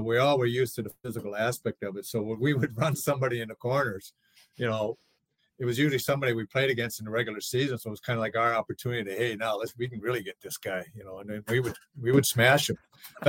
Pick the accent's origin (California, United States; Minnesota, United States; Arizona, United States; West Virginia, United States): Minnesota, United States; Saint Paul; moved away; I grew up in Twin Cities in St. Paul.